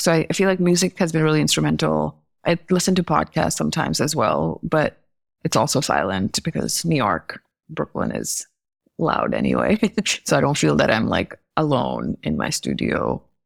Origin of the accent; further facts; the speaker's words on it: New Delhi, Delhi, India; moved away as an adult; also born or lived in Chicago / Maryland; growing up in Delhi, in India